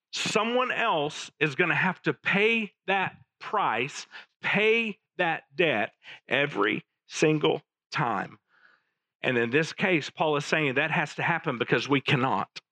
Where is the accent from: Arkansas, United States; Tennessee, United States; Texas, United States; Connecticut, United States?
Arkansas, United States; Little Rock; As I was growing up in Little Rock in the late 70s